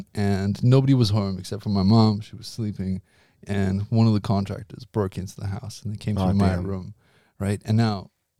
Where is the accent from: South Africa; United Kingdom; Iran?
South Africa; moved away; as a South African kid